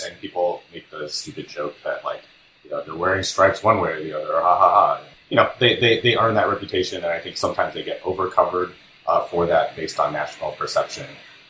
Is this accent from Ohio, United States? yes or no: yes; Centerville, Ohio, United States; now in Cincinnati, United States; I'm from Centerville originally, which is about an hour away. And I moved back to Cincinnati just in August.